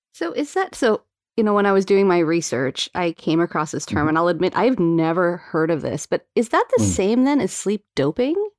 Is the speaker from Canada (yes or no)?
yes; Calgary, Alberta, Canada; I grew up in Calgary